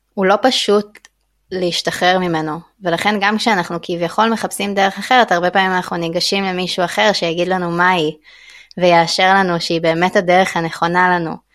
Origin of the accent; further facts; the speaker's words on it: Israel; moved away as an adult; now in Thailand; גדלתי במקום מאוד מאוד אה, אה, הומוגני, שרוב האנשים עושים את אותו דבר ולומדים אותו דבר, יישוב של אנשי קבע